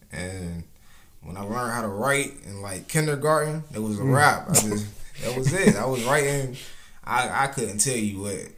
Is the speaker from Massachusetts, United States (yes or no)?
no; Norfolk, Virginia, United States; I'm from Norfolk, Virginia.